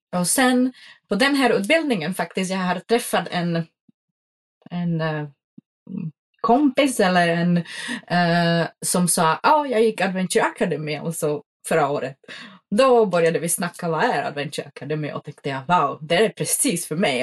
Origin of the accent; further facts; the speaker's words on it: Czechia; Swedish is a second language; moved away as an adult; now in Sweden; jag kommer från en pytteliten by eh, i den tjeckiska bergen som heter Beskidi och de ligger i östsidan av Tjeckien nära Slovakien och Polen. och jag är uppväxt i, ja, utom hus